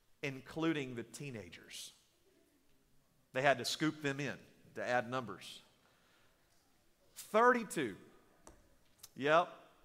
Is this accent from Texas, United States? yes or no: yes; East Texas, United States; I grew up in East Texas. I still don't know where it's at. It's in the middle of nowhere. They say you blink, you'll miss it.